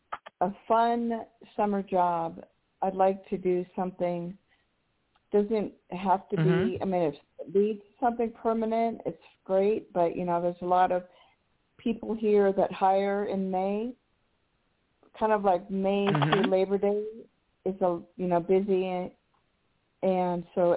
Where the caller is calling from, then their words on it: New Mexico, United States; calling in from New Mexico.